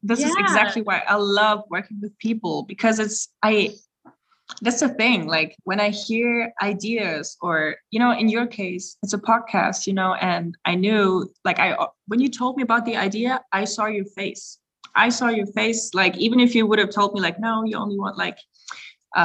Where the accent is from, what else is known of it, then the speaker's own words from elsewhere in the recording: Salzburg, Austria; English is a second language; as you know, we're from Salzburg, so there's a very certain scene, if you may say so.